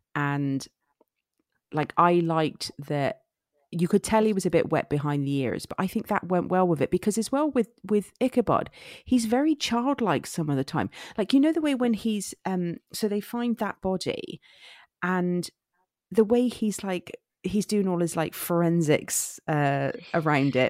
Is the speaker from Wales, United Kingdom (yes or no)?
no; Somerset, South West England, United Kingdom; accent: Somerset; I am from Somerset